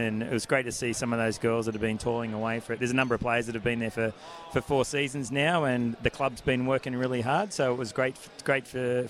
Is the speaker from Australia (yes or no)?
yes; Central Coast, New South Wales, Australia; moved away as an adult; Yeah, I did grow up here. Spent probably to the age of about 17, 18, and then I moved out west, and I've been all over the countryside and back here again today